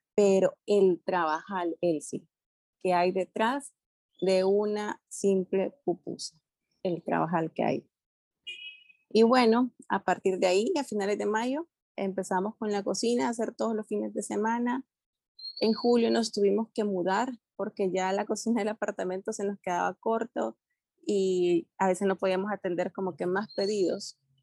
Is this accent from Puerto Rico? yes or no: no; El Salvador; moved away as an adult; now in Panama; soy salvadoreña, pero también ya con corazoncito panameño